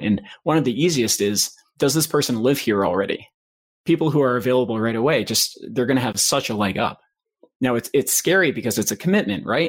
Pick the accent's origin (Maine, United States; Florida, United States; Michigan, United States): Maine, United States; moved away as an adult; also born or lived in Boston / Washington, District of Columbia, United States; I grew up in Maine, so I was back home for a little bit